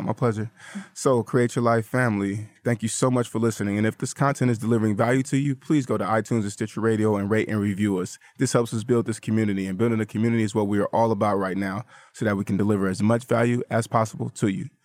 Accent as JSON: {"language": "English", "town": "Vallejo", "region": "California", "country": "United States", "tie": "born or raised there", "said": "she's actually from my hometown"}